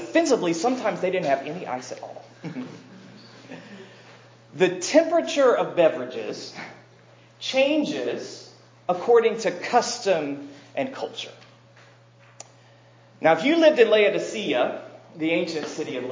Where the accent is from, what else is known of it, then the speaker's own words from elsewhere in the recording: American South, United States; I grew up here in the American South